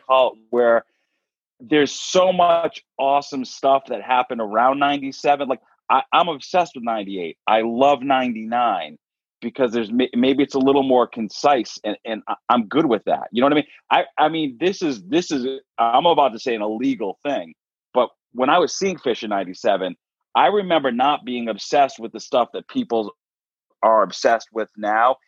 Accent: Dighton, Massachusetts, United States; I'm from Dighton, Massachusetts, which is a small town uh, in southeastern Mass

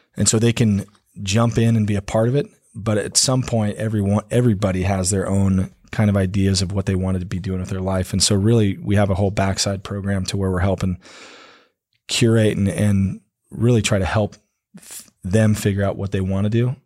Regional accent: Prescott, Arizona, United States; also born or lived in Corona, California / Missouri; I grew up in Prescott, so my folks are originally from California. They moved here when I was about four

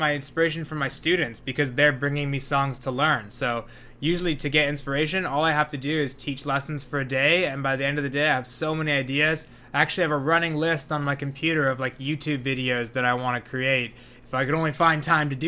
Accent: Burnaby, British Columbia, Canada; also born or lived in New Westminster / Victoria; I grew up in Burnaby

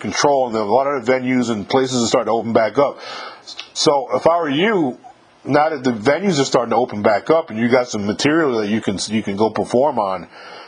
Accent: New York, United States; moved away as an adult; I'm from New York myself

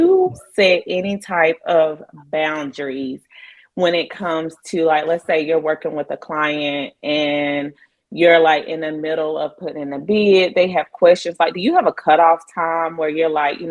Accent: Asheville, North Carolina, United States; both of us being born and raised in the Asheville area

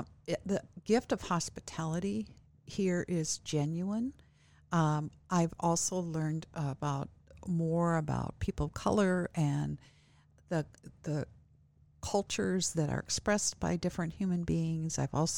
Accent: Midwest, United States; also born or lived in Northwest; it is culturally different here than what I'm from the Midwest originally, and moved here from the Northwest.

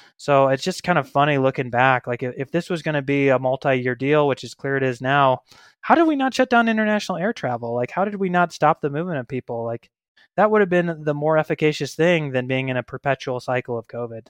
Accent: Missouri, United States; moved away as an adult; also born or lived in Denver, Colorado; now in Boise, United States; I'm from Missouri originally, but I lived in Denver for about ten years before I got to Boise, Idaho, about five years ago

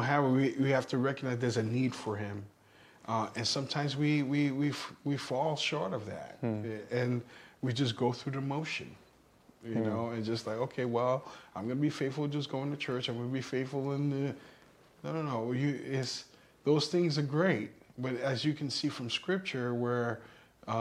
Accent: New York City, New York, United States; growing up where I grew up in New York City

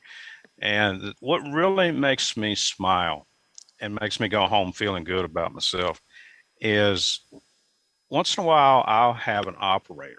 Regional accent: Bells Valley, Virginia, United States; also born or lived in Goshen, Virginia; I grew up in Bells Valley, which is a little bit north of Goshen, and I went through Rockbridge County's public schools

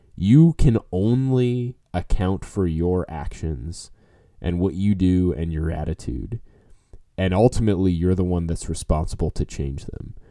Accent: New Orleans, Louisiana, United States; now in Texas, United States; I grew up in New Orleans. Now I live in Texas

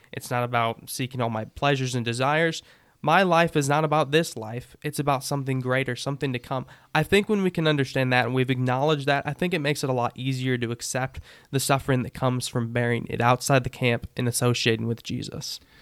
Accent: United States; Before I'm an American, I'm still Christian

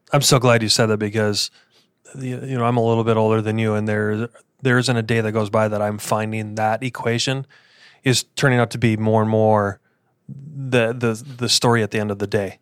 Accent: Midwest, United States; now in Arizona, United States; how we were raised in the Midwest

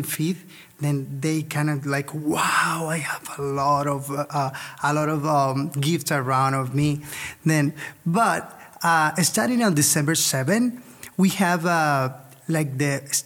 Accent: Colombia; moved away; I am from Colombia, and I have a beautiful family

